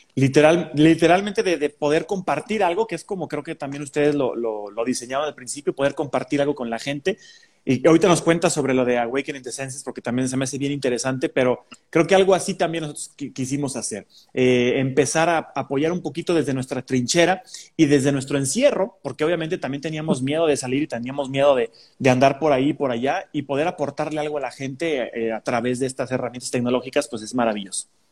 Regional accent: Mexico; los mexicanos tenemos un acento un poquito más neutro

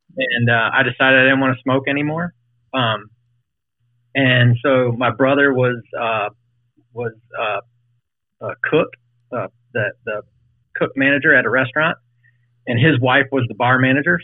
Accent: Fort Mill, South Carolina, United States; now in Richmond, United States; I'm from Charlotte, um, well, just south of Charlotte and Fort Mill, in the mill.

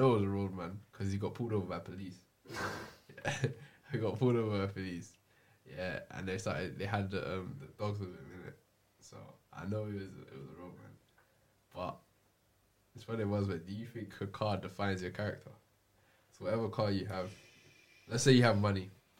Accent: Jamaica; Bro, I'm Jamaican.

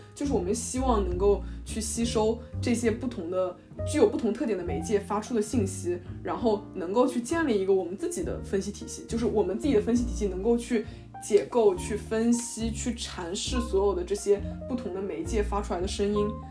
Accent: Ningbo, Zhejiang, China; moved away as an adult; also born or lived in eastern United States; now in United States; 我是一个土生土长的宁波人，然后目前是在美国东部的某所大学读本科

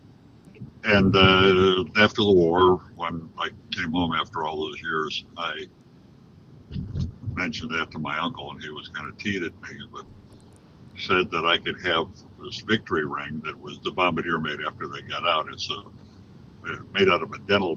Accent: Chicago, Illinois, United States; moved away as an adult; now in Rockford, United States; We both grew up on the south side of Chicago. She was from South Shore. I was from Chatham / Grand Crossing.

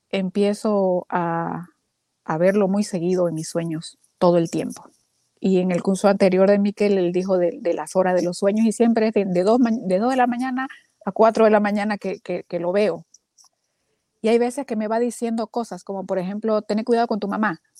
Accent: Bolivia; now in Texas, United States; Estoy en Texas, Ajá. pero soy de Bolivia.

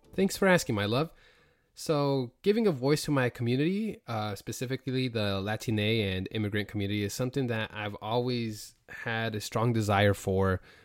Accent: Logan, Utah, United States; also born or lived in California / Idaho; now in Georgia, United States; my parents actually decided to move up to Cache Valley in specifically Logan, Utah

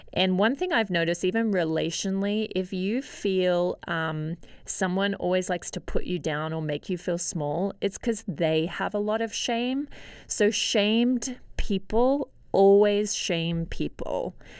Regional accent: Australia; Growing up in Australia

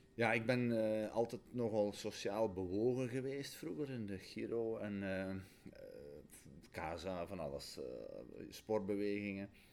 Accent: Borgloon, Flanders, Belgium; ik ben geboren en getogen in Rijkel

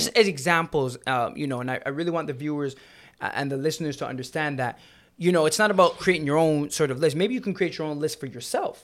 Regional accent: Jamaica; now in Canada; I love being Jamaican

